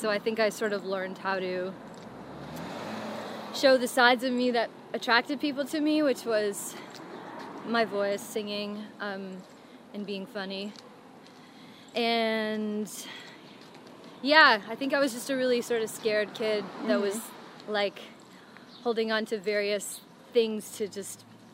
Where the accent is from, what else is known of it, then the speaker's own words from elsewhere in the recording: just outside of Toronto, Ontario, Canada; I was born in Canada. Just outside of Toronto